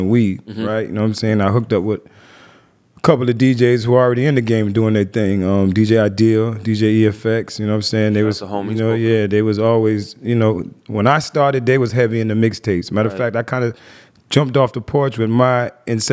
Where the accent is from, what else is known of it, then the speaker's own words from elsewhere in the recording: Miami, Florida, United States; also born or lived in Queens, New York; I was born in Queens. I moved to Miami, though, when I was maybe 5